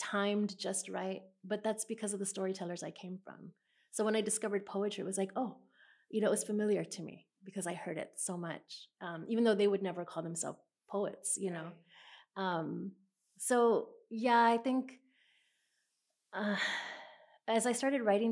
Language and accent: English; San Antonio, Texas, United States; I grew up about 4 miles from where we're sitting right now, south of here